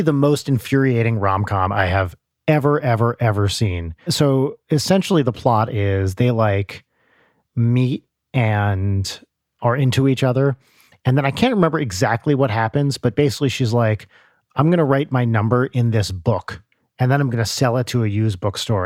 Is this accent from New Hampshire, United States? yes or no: no; New Jersey, United States; I remember hearing that on Z one hundred growing up in North Jersey